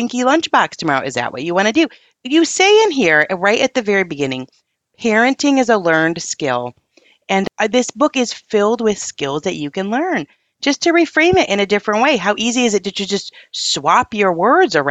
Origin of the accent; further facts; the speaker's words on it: United States; as American parents